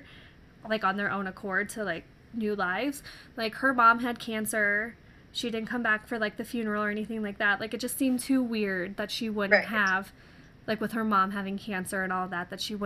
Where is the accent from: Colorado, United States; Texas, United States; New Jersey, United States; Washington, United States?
Colorado, United States; I'm from Colorado, born and raised